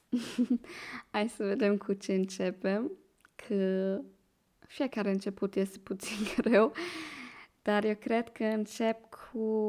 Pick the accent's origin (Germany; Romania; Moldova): Germany; accent: Moldovan; Romanian is a second language; moved away as an adult; now in Vienna, Austria; eu vin din Germania și am 23 de ani. Acum locuiesc în Viena.